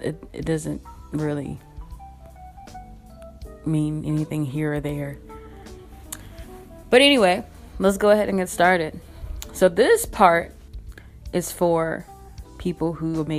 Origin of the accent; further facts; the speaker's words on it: Kinston, North Carolina, United States; now in Durham, United States; born and raised in Kinston, North Carolina, now living in Durham, North Carolina